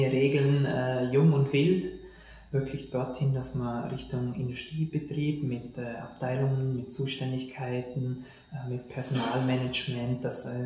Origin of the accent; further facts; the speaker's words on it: Fussach, Vorarlberg, Austria; ist ähm, aus Fussach, mhm. äh, auch ein gebürtiger Vorarlberger.